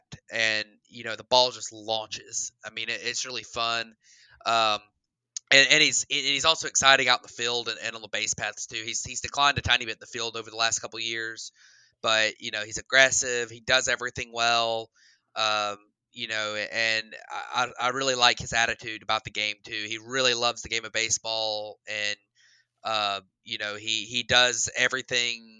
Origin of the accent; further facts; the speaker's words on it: Hoover, Alabama, United States; I grew up in Hoover, Alabama